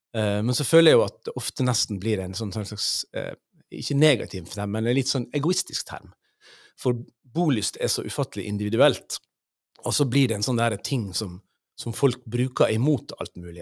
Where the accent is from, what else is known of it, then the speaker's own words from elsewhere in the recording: Sunnmøre, Møre og Romsdal, Norway; moved away as an adult; also born or lived in Ålesund; now in Sør-Varanger, Norway; jeg kommer fra fra Sunnmøre